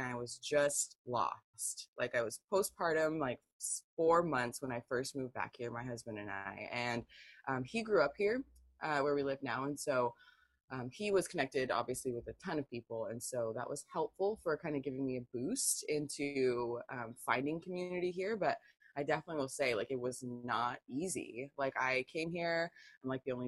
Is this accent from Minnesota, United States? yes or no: no; Tacoma, Washington, United States; also born or lived in San Diego, California; now in North Central Washington, United States; I grew up in San Diego and Tacoma